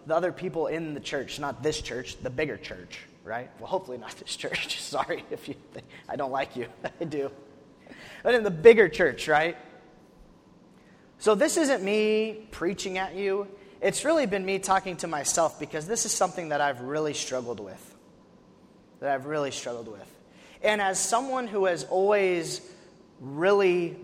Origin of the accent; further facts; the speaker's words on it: Wyoming, United States; now in Tennessee, United States; I'm from Wyoming, which is not in the south.